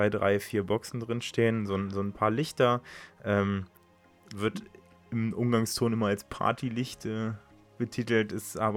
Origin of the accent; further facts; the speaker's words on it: Königslutter, Lower Saxony, Germany; Also ich bin in Königslutter aufgewachsen, bin äh, in Helmstedt geboren, das ist äh, halt das nächste Krankenhaus.